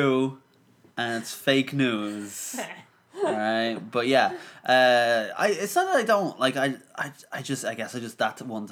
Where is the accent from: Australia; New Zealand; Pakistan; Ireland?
Ireland; I'm Irish